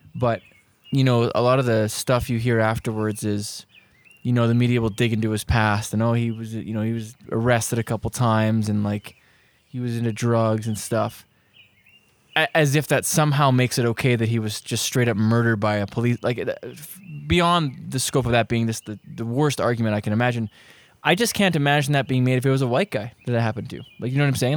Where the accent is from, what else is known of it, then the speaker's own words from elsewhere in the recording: Prince Rupert, British Columbia, Canada; I grew up in Prince Rupert